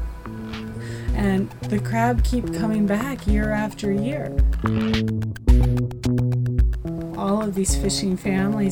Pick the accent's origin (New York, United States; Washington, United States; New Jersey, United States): Washington, United States; Westport; I grew up in Westport, Washington. It's a very small fishing community